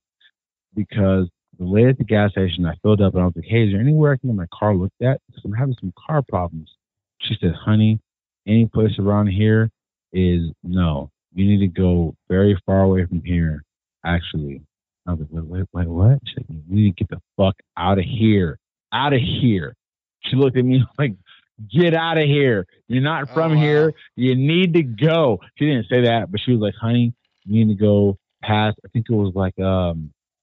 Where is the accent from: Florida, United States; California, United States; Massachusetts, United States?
California, United States; I'm from California